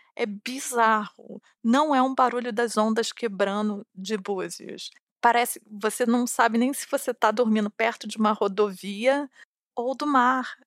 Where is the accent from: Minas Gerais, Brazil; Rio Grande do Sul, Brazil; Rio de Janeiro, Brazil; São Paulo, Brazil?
Rio de Janeiro, Brazil; eu sou do Rio de Janeiro e eu cresci na frente da praia